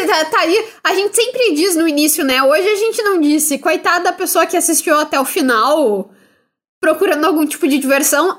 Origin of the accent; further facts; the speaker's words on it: Brazil; Sendo brasileiro